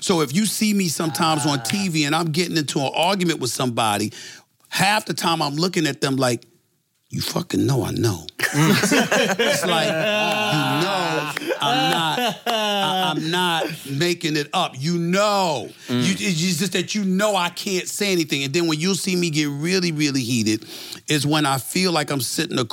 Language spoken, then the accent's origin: English; New York City, New York, United States; I'm from Hollis, Queens. I'm from the streets of New York City